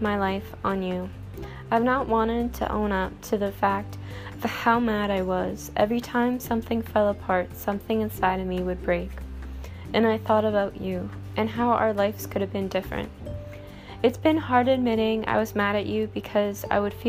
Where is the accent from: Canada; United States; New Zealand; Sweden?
Canada; I'm Canadian, and we have Tim Hortons